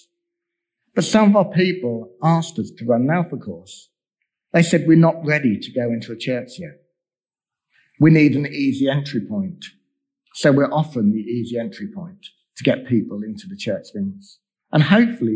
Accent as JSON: {"language": "English", "region": "England", "country": "United Kingdom", "tie": "born or raised there", "said": "I was born in England."}